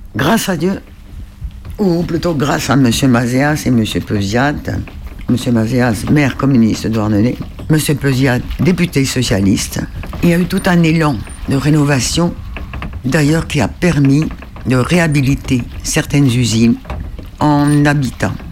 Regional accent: Île-de-Sein, Brittany, France; moved away; je suis originaire de l'île de Saint et je suis à depuis 89

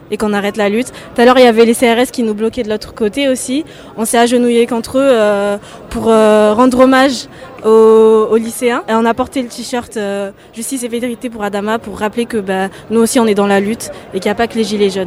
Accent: France; Je suis française aussi.

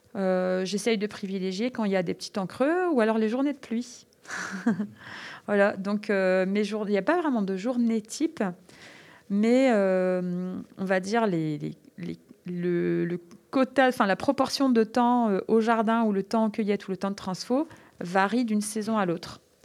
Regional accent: French Flanders, Mont Cassel, Hauts-de-France, France; Je suis originaire des Flandres, au pied du Mont Cassel

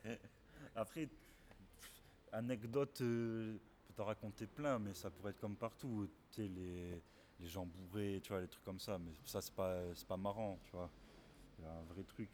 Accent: Bordeaux, Nouvelle-Aquitaine, France; même si je suis pas né à Bordeaux, mais euh, j'ai toujours vécu, donc normal, tu te sens Bordelais.

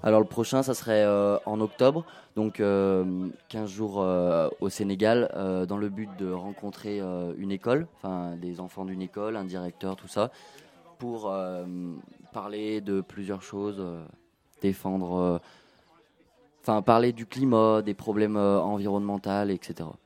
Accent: Saint-Christo-en-Jarez, Auvergne-Rhône-Alpes, France; j'habite euh, depuis que je suis né à Saint-Christo

